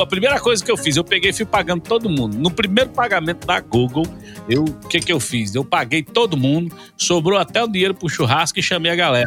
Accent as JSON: {"language": "Portuguese", "town": "Porto Velho", "region": "Rondônia", "country": "Brazil", "moved": "as an adult", "lives_now": "Goiás, Brazil", "said": "eu sou de Porto Velho, Rondônia, eu não sou nordestino, eu sou do norte do Brasil"}